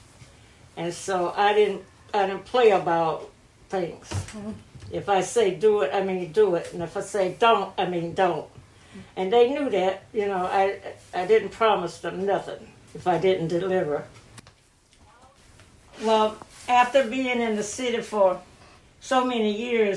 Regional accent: Bolton, North Carolina, United States; I was born July 1931 in Bolton, North Carolina

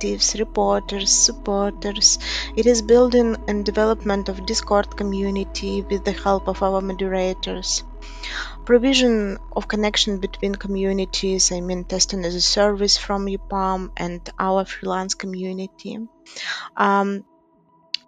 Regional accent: Gomel, Gomel Region, Belarus; I'm from Belarus. I was born in and I live in Gomel.

